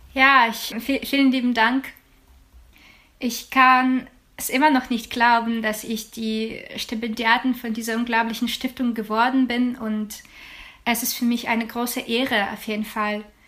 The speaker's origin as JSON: {"language": "German", "country": "Ukraine", "second_language": "German", "moved": "yes", "lives_now": "Germany", "said": "für mein Heimatland"}